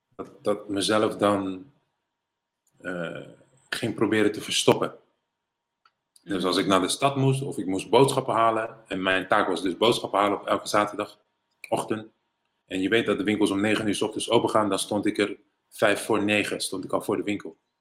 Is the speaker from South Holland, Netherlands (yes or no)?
yes; Rotterdam, South Holland, Netherlands; also born or lived in Suriname / United States; ik ben geboren en getogen in Rotterdam-West.